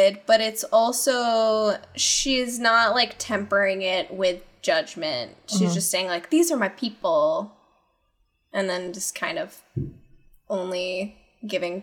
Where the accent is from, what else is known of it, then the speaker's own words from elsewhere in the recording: St. Louis, Missouri, United States; I'm from St. Louis